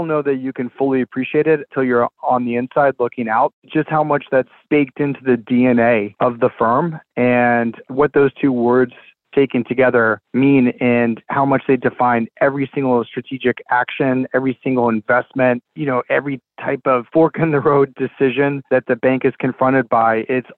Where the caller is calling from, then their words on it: Charlotte, North Carolina, United States; I'm joining you from Charlotte, North Carolina.